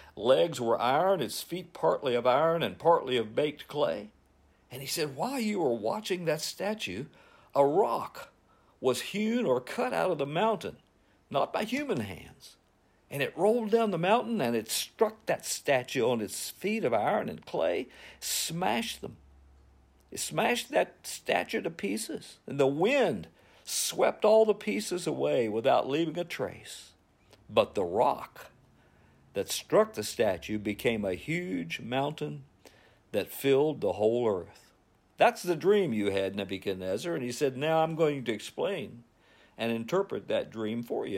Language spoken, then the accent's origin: English; United States; also born or lived in Covington, Virginia; as American Christians